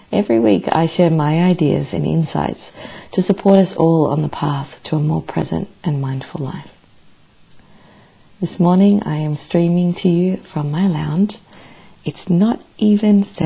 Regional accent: Melbourne, Victoria, Australia; my hometown, Melbourne

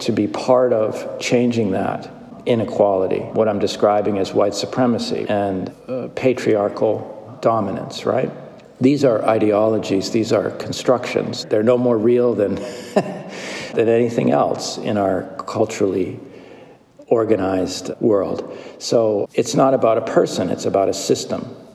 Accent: United States; being a white male also being an American

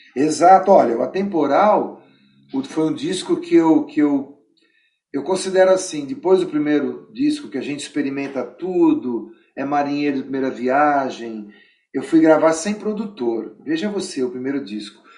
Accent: São Bernardo do Campo, São Paulo, Brazil; Eu nasci em São Paulo, mas fui criado em São Bernardo

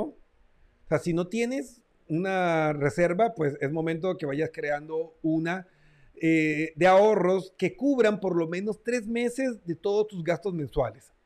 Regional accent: Colombia; mi tierra natal, Colombia

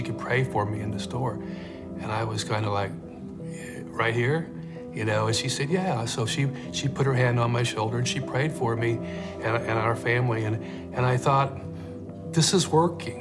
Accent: Independence, Kansas, United States; now in Wichita, United States; I grew up in Independence, Southeast Kansas

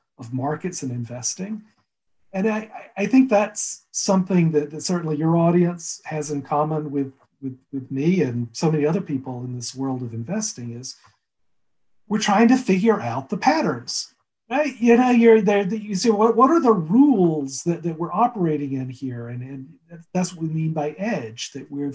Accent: Alabama, United States; also born or lived in Fairfield County, Connecticut; now in Connecticut, United States; My wife's from Texas originally. I'm from Alabama.

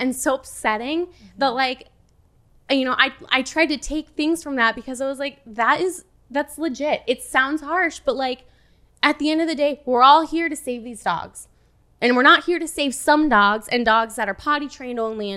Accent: Wisconsin, United States; moved away as an adult; also born or lived in Los Angeles, California; I grew up in Wisconsin. I lived out there for 15 years. We moved there when I was 6 from my dad's job.

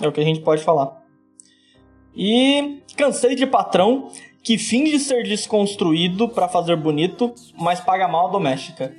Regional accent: Brazil; a gente é do Brasil

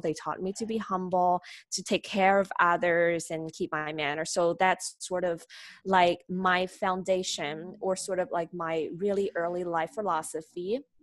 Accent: Nanjing, Jiangsu, China; I'm a native, uh, Chinese. I born in China. Uh, my hometown is Nanjing

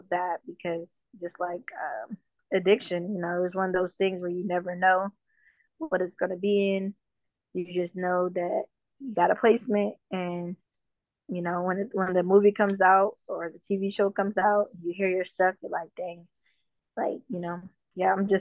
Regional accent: Detroit, Michigan, United States; also born or lived in Jamaica; I grew up in Detroit

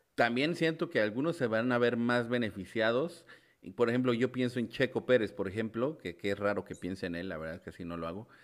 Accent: Mexico; un mexicano como yo

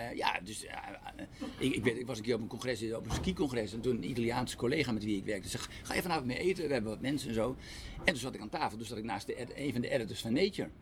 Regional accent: Netherlands; wij, als Nederlanders

